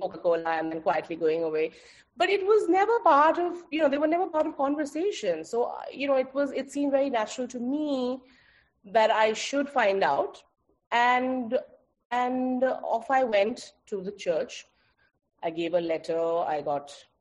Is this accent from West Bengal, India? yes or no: yes; Kolkata, West Bengal, India; now in Goa, India; I am Bengali. I am born and brought up in Calcutta